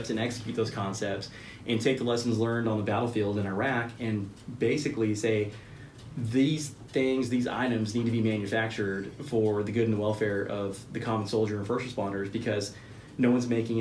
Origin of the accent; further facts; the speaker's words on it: Boerne, Texas, United States; growing up in my community, I grew up in Central Texas.